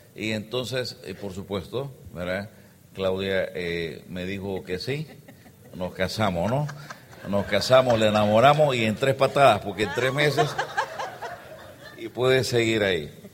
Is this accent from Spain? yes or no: no; El Salvador; moved away as an adult; also born or lived in Geneva; somos salvadoreños, venimos de un país muy pequeño, un poquito más grande que ustedes, tenemos 6 millones de personas y tenemos 20 mil kilómetros cuadrados. Y ahí nacimos. Ahí nací yo